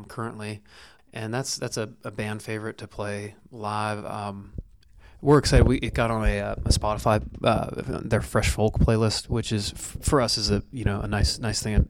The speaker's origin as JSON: {"language": "English", "town": "Canfield", "region": "Ohio", "country": "United States", "tie": "born or raised there", "also_born_or_lived": "Youngstown, Ohio", "said": "my hometown of Canfield, Ohio, which is, I'm from Youngstown, kind of near Cleveland, but Canfield's like the suburb that I grew up"}